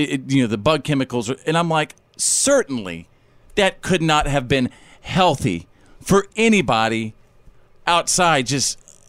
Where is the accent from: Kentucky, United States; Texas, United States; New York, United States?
Texas, United States; North; When I was a kid, growing up in North Texas